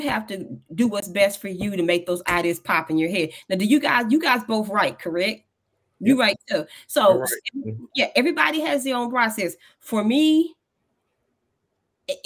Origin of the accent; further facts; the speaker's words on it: Kansas City, Kansas, United States; moved away as an adult; now in Missouri, United States; I live in Missouri now, but I'm from Kansas City, Kansas. I'm from Wyandotte County.